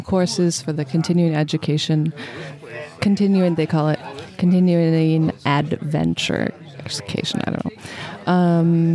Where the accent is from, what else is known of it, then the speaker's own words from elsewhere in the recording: Portland, Oregon, United States; moved away as an adult; now in Maui, United States; I grew up in Oregon